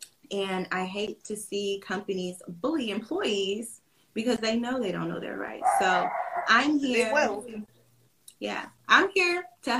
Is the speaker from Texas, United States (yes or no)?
no; Georgia, United States; I'm a Southern Belle, and I was born and raised in Georgia.